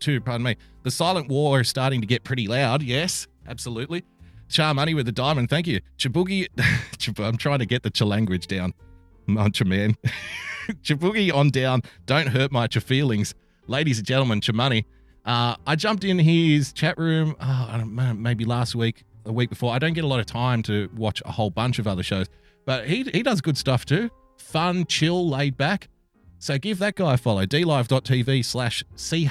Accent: Sydney, New South Wales, Australia; he's a Westie like myself. So, you know, culturally, we probably understand each other on an unspoken level. Put it that way. We're both from Western Sydney

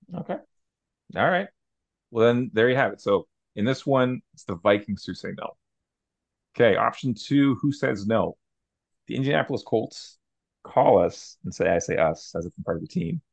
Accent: Canada; Sam and I, we're both Canadian, we're from Canada.

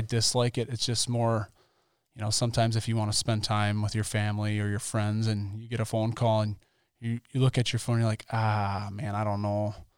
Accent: Mount Calvary, Wisconsin, United States; I grew up in Mount Calvary, Wisconsin, pretty small city

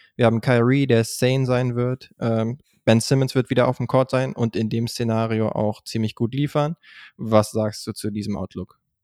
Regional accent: Germany; wir als Deutsche

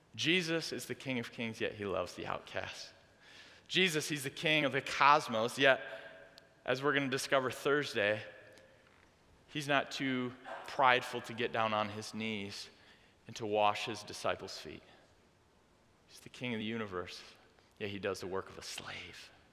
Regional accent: Dorr, Michigan, United States; I grew up in Door, Michigan

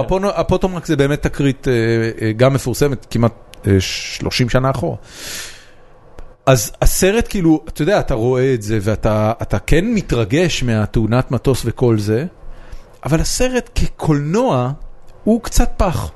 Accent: Israel; אני ישראלי שבא לייצג את ישראל על במה

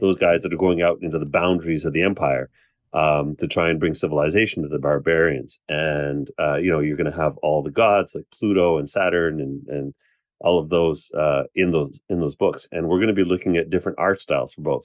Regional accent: Canada; I'm Canadian

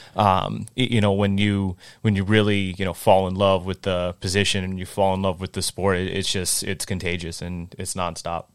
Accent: North Attleboro, Massachusetts, United States; growing up in North Attleboro

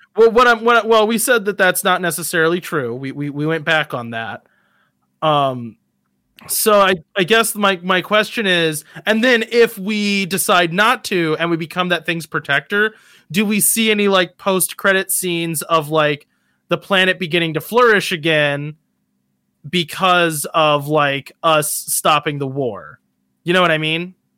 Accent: United States; me as an American

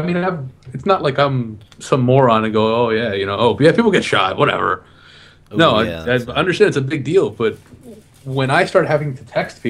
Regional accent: Houston, Texas, United States; I'm originally from Houston.

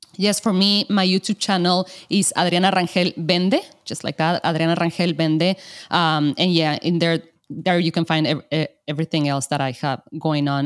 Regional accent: Mexico; I'm from Mexico. And of course, there are a ton of artisans here in Mexico

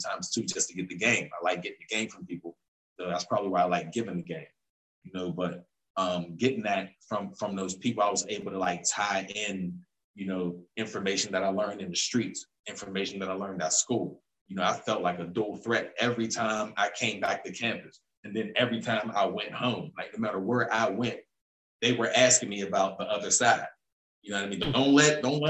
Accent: Pittsburgh, Pennsylvania, United States; I'm from here

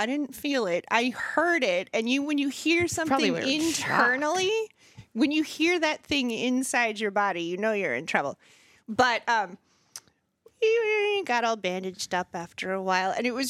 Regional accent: Ashburn, Virginia, United States; moved away as an adult; also born or lived in Richmond; now in Winchester, United States; I'm from Ashburn.

